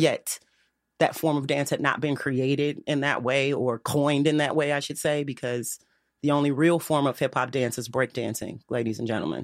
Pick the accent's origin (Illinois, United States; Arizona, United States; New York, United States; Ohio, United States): Illinois, United States; Chicago; I'm a South Side girl, though, born and bred